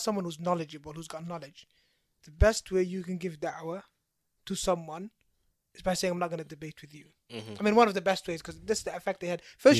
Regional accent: Papendrecht, South Holland, Netherlands; Yeah. I grew up in Papendrecht.

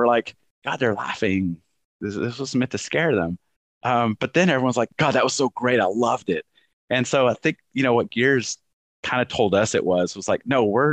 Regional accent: Texas, United States; moved away as an adult; also born or lived in Dallas / North Carolina; I was leaving my home state of Texas, moving to North Carolina

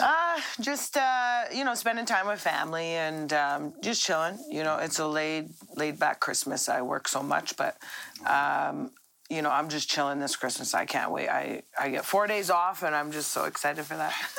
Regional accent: Red Deer, Alberta, Canada; I'm from Red Deer

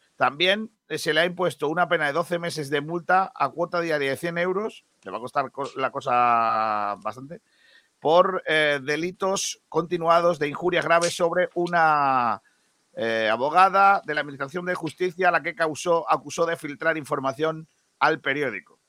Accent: Rincón de la Victoria, Andalusia, Spain

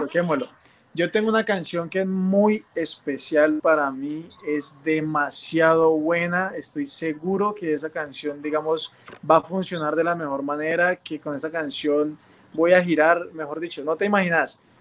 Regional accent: Cali, Valle del Cauca, Colombia; como buen caleño me encanta la salsa

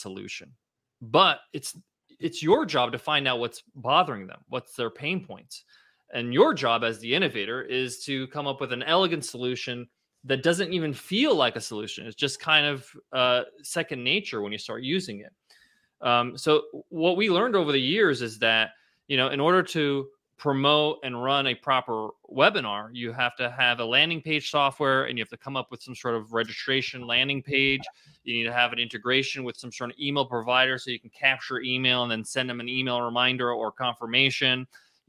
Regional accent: Ronkonkoma, New York, United States; That's my hometown. I grew up in Ronkonkoma

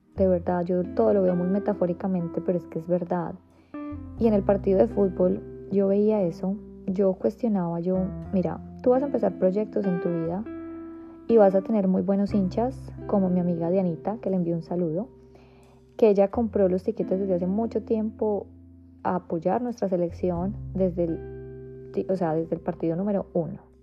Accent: Colombia; moved away; somos colombianos

